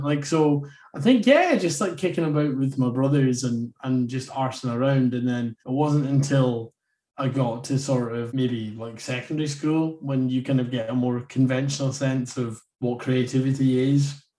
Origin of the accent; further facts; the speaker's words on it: Inverness, Scotland, United Kingdom; So I'm from Inverness. I mean, I don't really have an Invernessian.